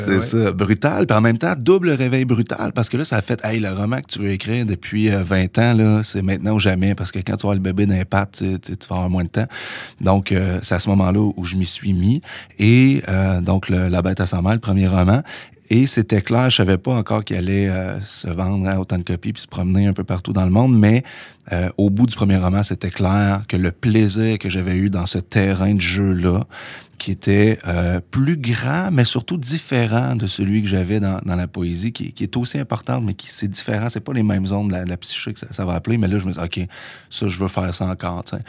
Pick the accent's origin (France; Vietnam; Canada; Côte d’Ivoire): Canada; Trois-Rivières, Quebec; moved away as an adult; also born or lived in Sherbrooke; je viens de Trois-Rivières à la base